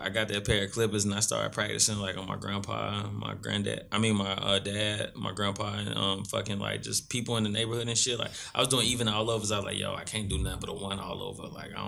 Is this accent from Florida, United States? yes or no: no; Salisbury, North Carolina, United States; also born or lived in Concord, North Carolina